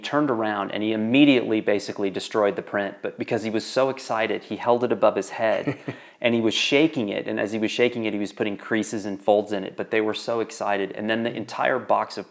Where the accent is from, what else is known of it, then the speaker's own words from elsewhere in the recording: Wyoming, United States; growing up in Wyoming